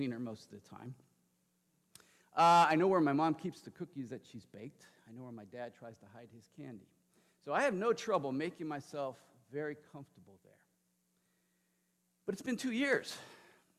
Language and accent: English; Lodi, California, United States; moved away as an adult; my parents in my hometown, Lodi, California